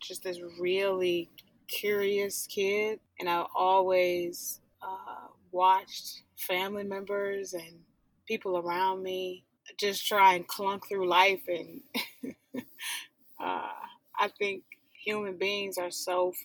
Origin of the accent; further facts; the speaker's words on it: Detroit, Michigan, United States; moved away; I'm from Detroit, born and raised